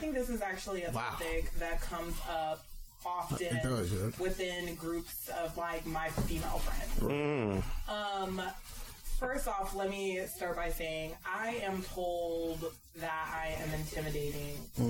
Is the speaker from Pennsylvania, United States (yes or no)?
no; San Diego, California, United States; I'm originally from San Diego. I spent a lot of my life in California, but like. That was my life. I didn't grow up in the hood.